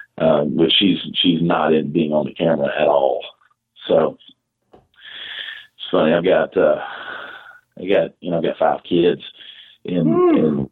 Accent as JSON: {"language": "English", "town": "Augusta", "region": "Georgia", "country": "United States", "moved": "yes", "lives_now": "Texas, United States", "said": "I'm originally from Augusta, Georgia"}